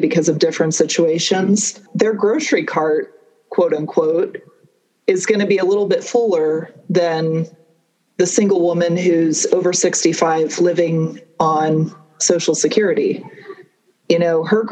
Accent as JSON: {"language": "English", "town": "Atlanta", "region": "Georgia", "country": "United States", "tie": "born or raised there", "also_born_or_lived": "Connecticut", "said": "I grew up outside of Atlanta, Georgia. I was born in Connecticut"}